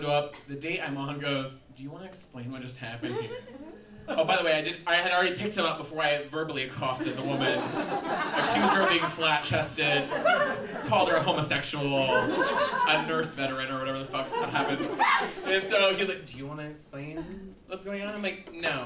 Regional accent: Southwest Kansas, United States; now in Chicago, United States; I grew up in Southwest Kansas

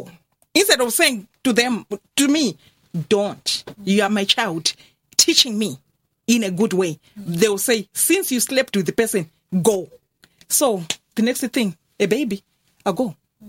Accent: Zimbabwe; moved away as an adult; also born or lived in Cork, Ireland; now in Ireland; I grew up in Zimbabwe, I was born in Zimbabwe, grew up in Zimbabwe.

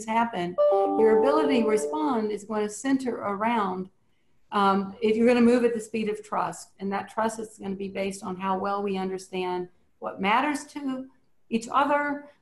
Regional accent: Cajun, Louisiana, United States; being Cajun

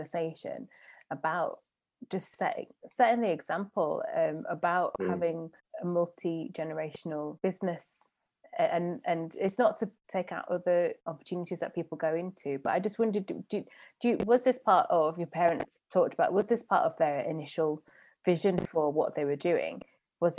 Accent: just outside of Hull, Yorkshire and the Humber, United Kingdom; we grew up just outside of Hull

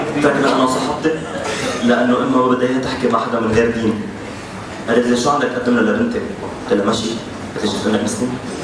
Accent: Lebanon; نحن سقف الحريه عندنا بلبنان

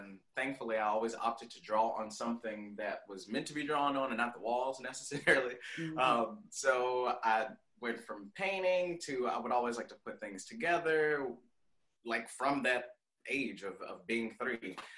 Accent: Memphis, Tennessee, United States; I don't know what part to call it, but I grew up on Barron.

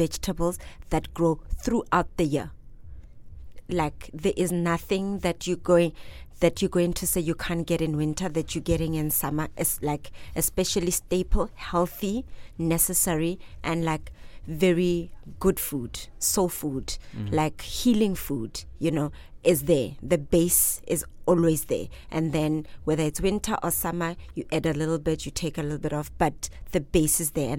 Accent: South Africa; I'm from South Africa

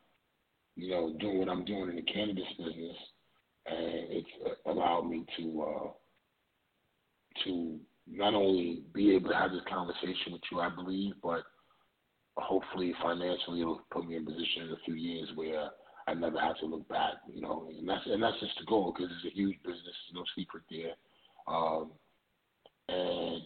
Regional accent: New York City, New York, United States; growing up in the Ville

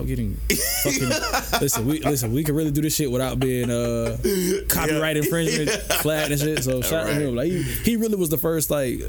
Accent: the South, United States; Yeah, because you know I'm from the South, and yeah, I just feel like … probably is

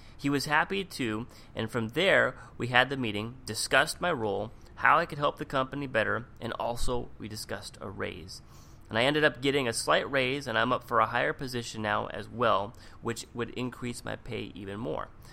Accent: Seattle, Washington, United States; moved away as an adult; also born or lived in Palm Springs, California; now in Orange County, United States; I grew up in Seattle

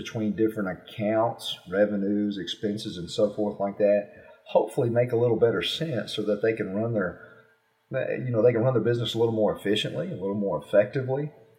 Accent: the South, United States; you know, I'm from the South, so I like barbecue, and I cook barbecue

